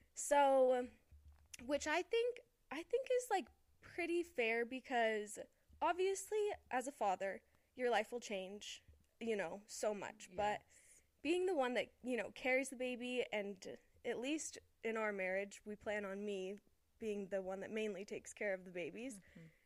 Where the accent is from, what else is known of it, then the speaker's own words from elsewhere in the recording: Las Vegas, Nevada, United States; moved away as an adult; now in Utah, United States; me and Dylan are we're both from Las Vegas